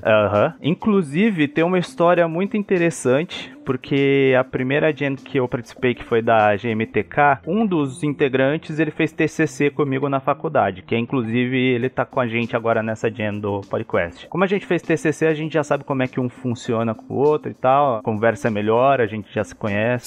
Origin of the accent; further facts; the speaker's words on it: Americana, São Paulo, Brazil; moved away as an adult; now in São Paulo, Brazil; eu moro hoje em São Paulo, mas eu sou de Americana.